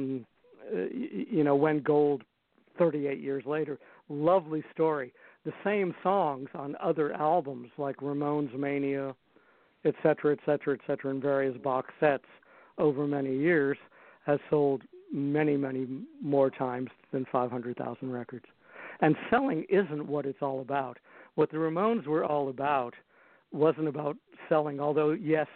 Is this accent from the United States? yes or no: yes; United States; moved away as an adult; also born or lived in London; now in Europe; I'm American originally, but I moved to Europe to be able to do my own music